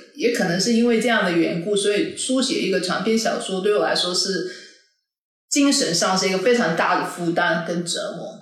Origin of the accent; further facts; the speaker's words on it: Malaysia; first language Cantonese; 我们既然身为马来西亚人